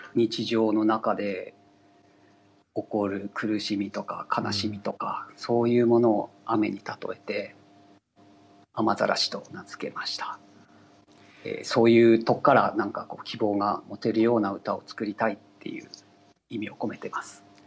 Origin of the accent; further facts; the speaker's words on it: Aomori, Japan; also born or lived in Tokyo; 一度挫折して地元の青森に帰って